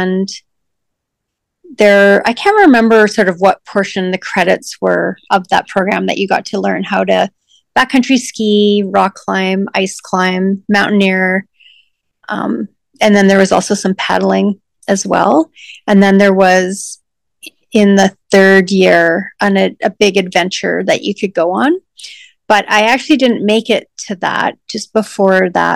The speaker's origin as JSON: {"language": "English", "town": "Calgary", "region": "Alberta", "country": "Canada", "tie": "born or raised there", "said": "mostly I grew up in suburbia near Fish Creek, which is a provincial park in Calgary."}